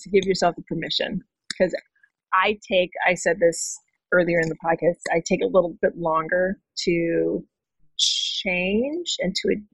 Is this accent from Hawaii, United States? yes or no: yes; Hawaii, United States; moved away; I'm from Hawaii. I go home at least 2 times a year.